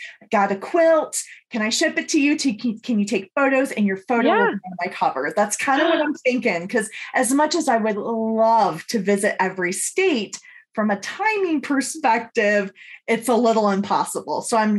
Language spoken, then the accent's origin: English; Michigan, United States; moved away; my home state of Michigan. So I finished this quilt and we went home to Michigan